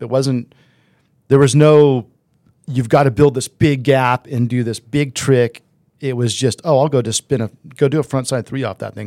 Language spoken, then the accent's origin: English; Southern California, United States; I grew up in SoCal